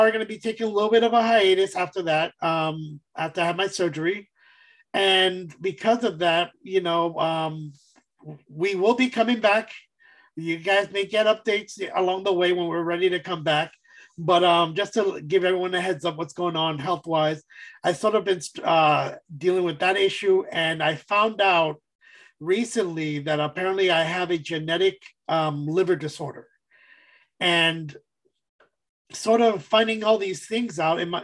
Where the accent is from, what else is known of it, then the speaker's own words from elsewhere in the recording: East Coast, United States; I'm from the East Coast